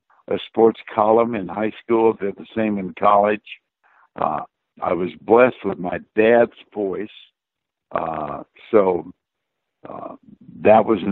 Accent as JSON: {"language": "English", "town": "Austin", "region": "Texas", "country": "United States", "tie": "born or raised there", "said": "job in my hometown of Austin"}